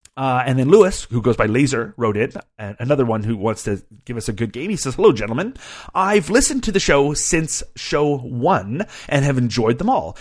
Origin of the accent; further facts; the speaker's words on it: Canada; as a Canadian